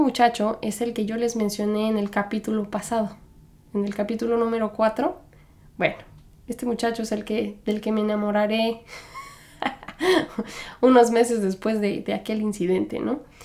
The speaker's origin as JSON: {"language": "Spanish", "country": "Mexico", "tie": "born or raised there", "moved": "as an adult", "lives_now": "New York, United States", "said": "Yo soy mexicana. Crecí y me criaron y, todo como mexicana"}